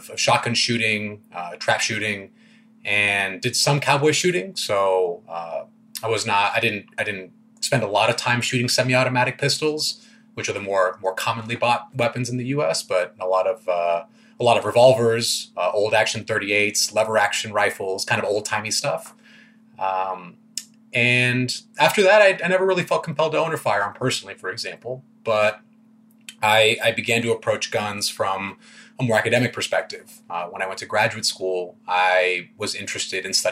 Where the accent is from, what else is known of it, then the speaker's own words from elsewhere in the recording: Texas, United States; moved away; I grew up in Texas